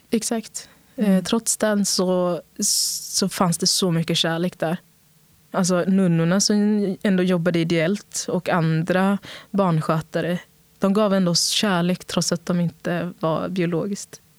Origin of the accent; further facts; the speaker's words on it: São Paulo, Brazil; also born or lived in Sweden; Men den frågan skulle jag säga, jag är från Brasilien och jag är från Sverige.